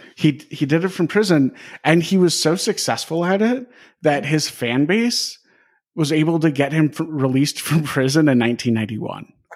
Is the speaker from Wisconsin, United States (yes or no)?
yes; Wisconsin, United States; I grew up in Wisconsin